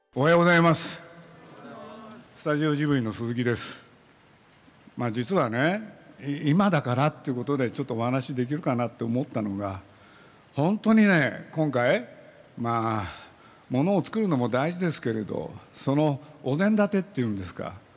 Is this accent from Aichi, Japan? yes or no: yes; Nagoya, Aichi, Japan; now in Tokyo, Japan; 僕は愛知県そして名古屋の出身でございます